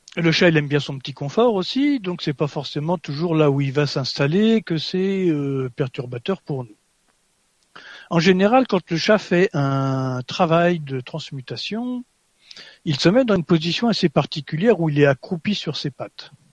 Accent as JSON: {"language": "French", "country": "France", "said": "moi je suis français"}